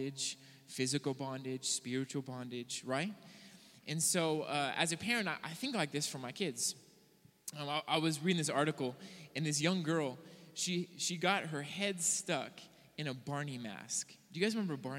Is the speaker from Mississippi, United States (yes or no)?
no; Southern California, United States; moved away as an adult; also born or lived in Hawaii; now in Billings, United States; I grew up in Southern California, and when I was 20 years old, I made the difficult decision to suffer for Jesus and move to Hawaii